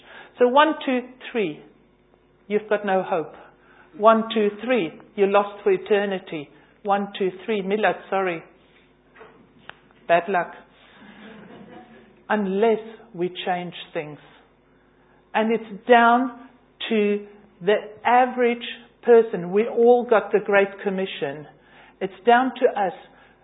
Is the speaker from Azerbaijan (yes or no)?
no; South Africa; now in London, United Kingdom; I'm originally from South Africa.